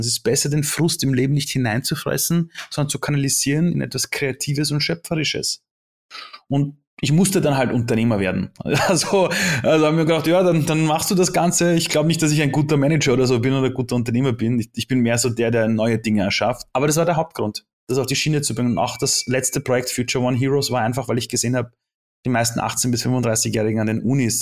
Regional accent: Austria; born or raised there; also born or lived in Iran

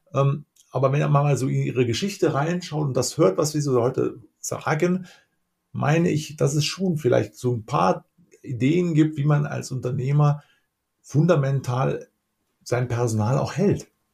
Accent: Lower Rhine, Germany; Ich bin auch ein Rheinländer, komme allerdings aus vom mhm. Niederrhein

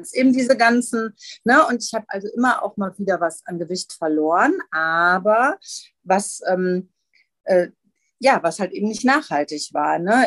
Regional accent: Gelsenkirchen, North Rhine-Westphalia, Germany; moved away as an adult; now in Rheinberg, Germany; komme gebürtig aus Gelsenkirchen ähm, und bin dann hier am Niederrhein gelandet, in Rheinberg

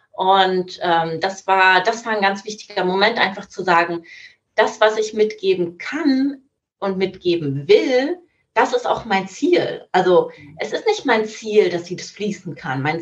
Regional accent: Germany; ah, tut mir leid, ich bin Deutsche, ich verstehe das nicht so gut.

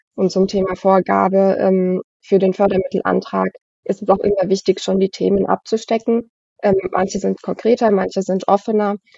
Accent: Frankenthal, Rhineland-Palatinate, Germany; bin Frankentalerin, also ich pendel die 15, 20 Minuten dann immer nach Worms

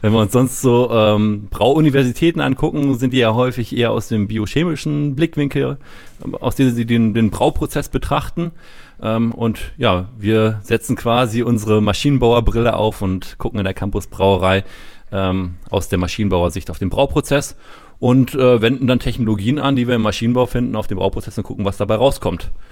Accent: Rethmar, Lower Saxony, Germany; accent: northern; also born or lived in United States; man hört es schon, ich komme aus dem Norden, aus der Region Hannover, Redmar.

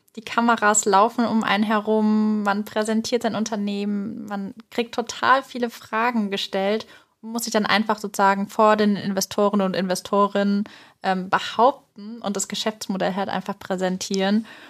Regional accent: Groß-Umstadt, Hesse, Germany; ich habe tatsächlich in einem kleinen Dorf meine Schulzeit erlebt, auf dem Max-Planck-Gymnasium in Großumstadt

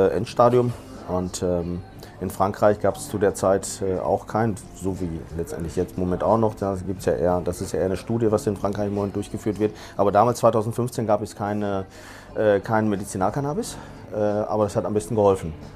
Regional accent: Dortmund, North Rhine-Westphalia, Germany; moved away as an adult; now in Barcelona, Spain; ich bin Spanier, ich bin in Dortmund geboren, aber äh, lebe in den letzten drei Jahren äh, in, äh, in, Barcelona

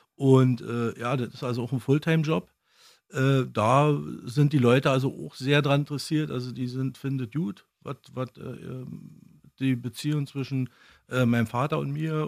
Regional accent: East Germany, Germany; Ich bin ja in der DDR aufgewachsen.

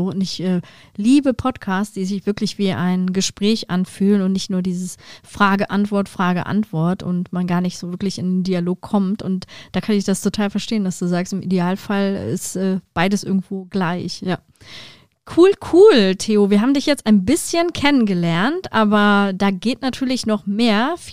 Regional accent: Cologne, North Rhine-Westphalia, Germany; Und äh, Köln, da muss ich natürlich die Fahne hochhalten

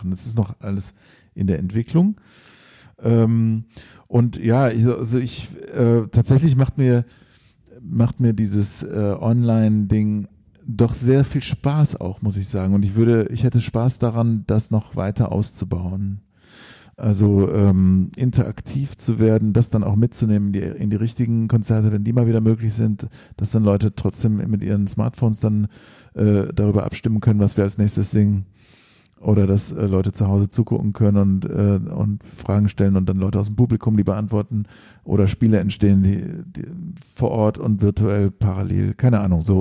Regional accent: England, United Kingdom; born there; ich bin ja auch in England geboren, vielleicht ist es dann halb englische Musik.

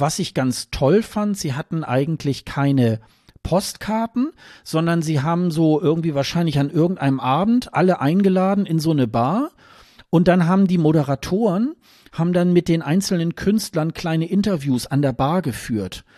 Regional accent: Germany; als Deutsche

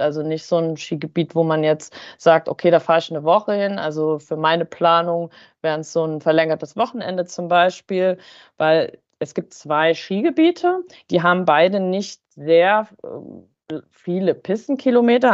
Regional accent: Harz, Germany; im Harz, in meiner Heimat

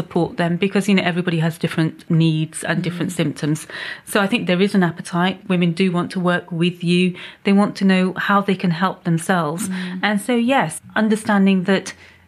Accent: Pakistan; moved away; My background is that I'm originally from Pakistan

